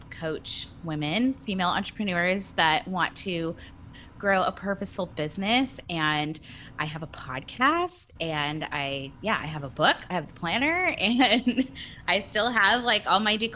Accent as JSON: {"language": "English", "region": "California", "country": "United States", "tie": "born or raised there", "moved": "as an adult", "lives_now": "Nashville, United States", "said": "I was born and raised in California and we moved here in August."}